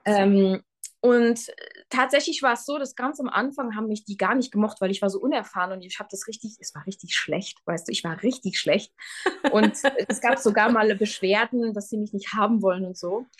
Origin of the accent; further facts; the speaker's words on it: Luxembourg; moved away as an adult; also born or lived in Switzerland / Tyrol, Austria; Ich äh, bin gebürtige Luxemburgerin